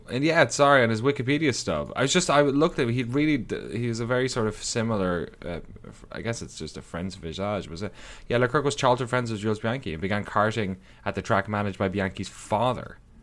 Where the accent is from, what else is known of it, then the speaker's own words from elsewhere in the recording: Ireland; now in United States; my hometown in Ireland